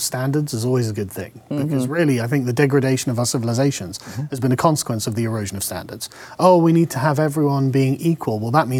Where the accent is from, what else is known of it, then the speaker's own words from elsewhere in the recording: England, United Kingdom; as an Englishman